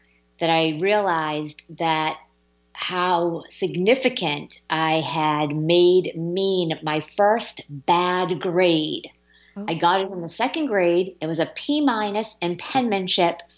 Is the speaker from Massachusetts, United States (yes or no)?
yes; Massachusetts, United States; moved away; my home state of Massachusetts